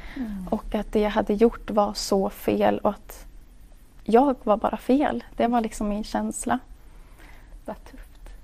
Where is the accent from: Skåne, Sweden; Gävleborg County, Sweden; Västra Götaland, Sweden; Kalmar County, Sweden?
Kalmar County, Sweden; Hultsfred; also born or lived in Umeå / Mantorp; i Hultsfred är jag uppväxt